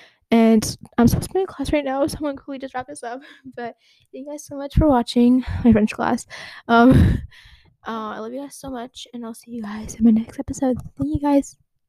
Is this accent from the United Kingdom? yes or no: no; Abu Dhabi, United Arab Emirates; English is a second language; And I'm from Abu Dhabi, from the UAE.